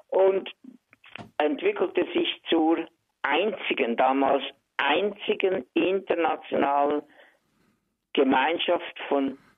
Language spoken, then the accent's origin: German; Reinach, Basel-Landschaft, Switzerland; born there; Hallo zusammen … Theater- und Filmschauspieler, geboren in Rienach bei Basel